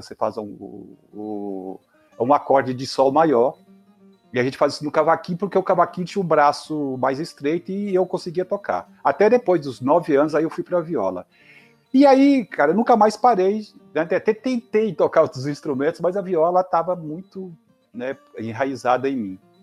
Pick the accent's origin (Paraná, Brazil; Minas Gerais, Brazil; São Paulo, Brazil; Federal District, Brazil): Minas Gerais, Brazil; Vale do Jequitinhonha; eu sou do Valdo Jequitinhonha